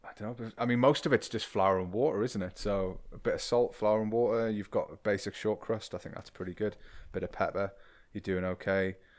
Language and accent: English; the Northeast, North East England, United Kingdom; I come from the Northeast, the de, the deindustrialized the Northeast